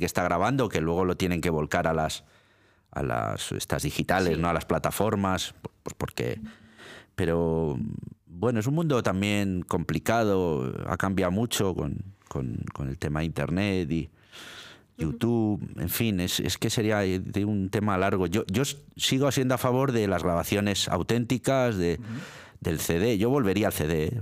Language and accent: Spanish; Milan, Lombardy, Italy; now in Spain; Yo nací en Milán, nací en Italia